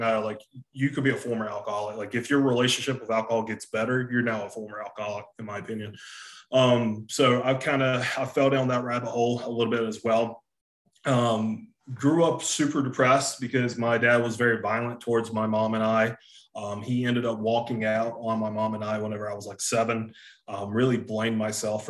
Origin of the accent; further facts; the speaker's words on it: Hartsville, South Carolina, United States; accent: Southern; I'm from South Carolina, from a small town called Hartsville, South Carolina